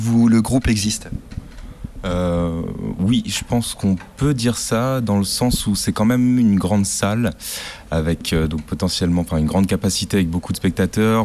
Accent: Brittany, France; comme je suis breton aussi

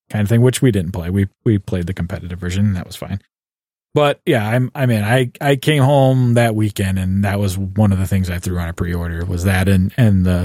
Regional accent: Canada; And I'm a Canadian.

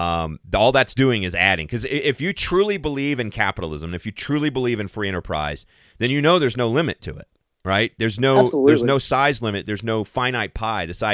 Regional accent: Arizona, United States; moved away; also born or lived in Kentucky; I grew up in Arizona. I'm from Kentucky, and when I was a kid, we would drive back and forth between the two all the time.

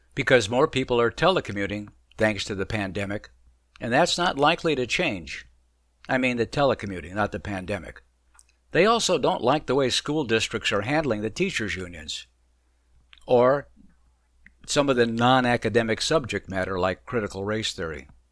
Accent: Arizona, United States; moved away as an adult; also born or lived in Baltimore / Philadelphia / Virginia / Boston; now in Florida, United States; I grew up in Arizona

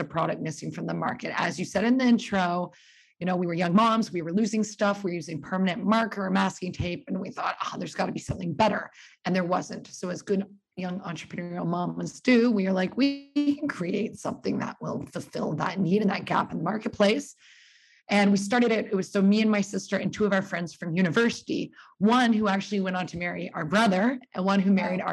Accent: Burlington, Ontario, Canada; moved away as an adult; also born or lived in New York, United States / Australia; I was born in Burlington, Ontario, and that's where I live right now

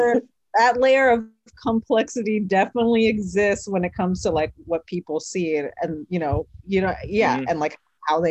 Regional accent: Philippines; Some people don't see me as Filipino.

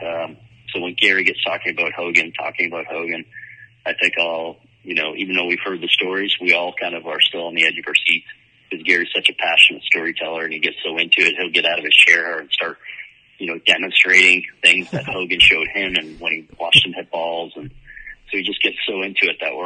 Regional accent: Sarnia, Ontario, Canada; my hometown in Sarnia

